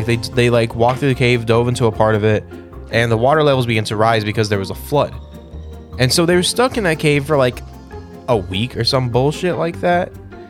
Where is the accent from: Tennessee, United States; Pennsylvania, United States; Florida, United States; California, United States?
California, United States; Fremont; I was born in Fremont.